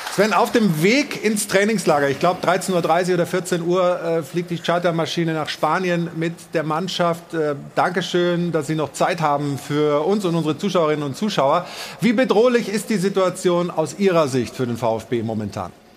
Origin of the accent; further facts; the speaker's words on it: Stuttgart, Baden-Württemberg, Germany; gebürtiger Stuttgarter